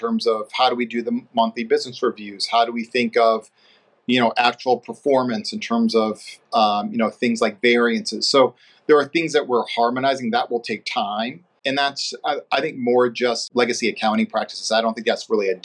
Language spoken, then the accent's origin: English; St. Louis, Missouri, United States; moved away as an adult; also born or lived in Ohio / New York / Florida; now in Atlanta, United States; I'm originally from St. Louis, Missouri, so in the Midwest.